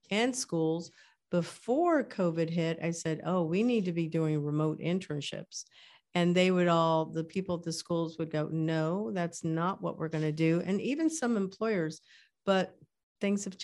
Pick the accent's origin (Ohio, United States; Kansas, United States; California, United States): Kansas, United States; born there; I was born in Kansas. So, you know, that area of the world had a different name.